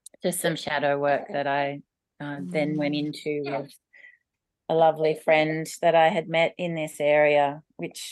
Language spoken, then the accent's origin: English; Mudgee, New South Wales, Australia; moved away as an adult; also born or lived in Melbourne / England; the beautiful place where I grew up along the Maru River